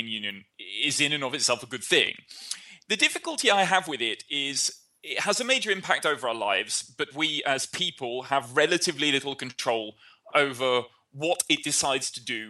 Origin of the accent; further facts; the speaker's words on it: United Kingdom; now in Germany; as a British person who lives in Germany, who works in Belgium